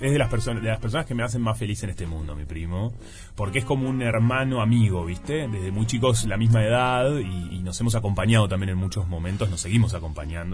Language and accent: Spanish; Salinas, Canelones, Uruguay; also born or lived in Montevideo; yo soy de Salinas, va, soy de Montevideo, pero viví muchos años en Salinas